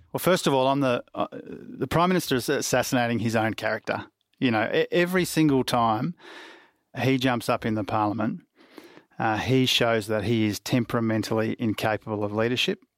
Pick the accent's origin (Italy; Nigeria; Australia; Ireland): Australia; Queensland; I say this as a Queenslander too